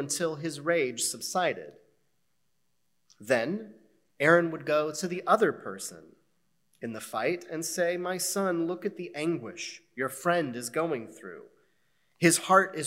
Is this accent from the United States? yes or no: yes; United States; As American Jews